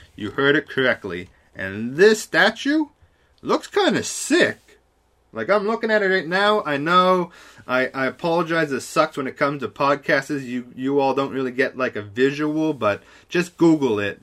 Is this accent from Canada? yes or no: yes; Canada; I'm such a Canadian here